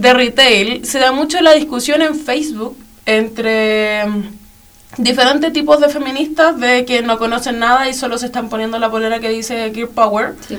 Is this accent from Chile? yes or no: yes; Chile; aquí en nuestro país donde estamos